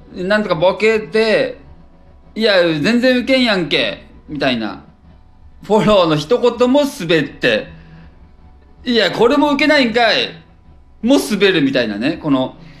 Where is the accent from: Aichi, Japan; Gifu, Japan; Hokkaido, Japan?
Gifu, Japan; moved away as an adult; also born or lived in Osaka; now in Tokyo, Japan; 岐阜で育って岐阜県出て